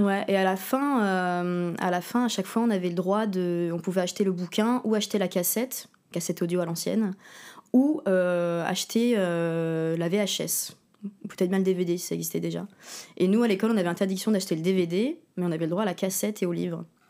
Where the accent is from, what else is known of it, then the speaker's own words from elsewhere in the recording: Berck-sur-Mer, Hauts-de-France, France; also born or lived in Verton; J'ai grandi à Berck-sur-Mer, dans le Pas-de-Calais. Euh, enfin, on habitait à Verton, qui est une petite ville à côté de Berck